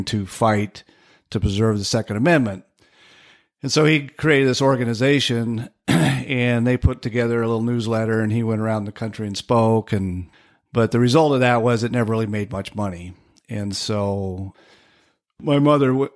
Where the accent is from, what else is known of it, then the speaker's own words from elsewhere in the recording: Medford, Oregon, United States; moved away; also born or lived in Salmon, Idaho / Ely, Nevada / Richfield, Utah / Central Point, Oregon; I spent the rest of growing up years in Medford